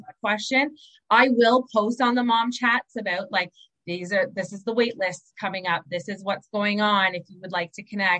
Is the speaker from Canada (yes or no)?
yes; Southern Ontario, Canada; moved away as an adult; now in Moncton, Canada; I'm from Southern Ontario.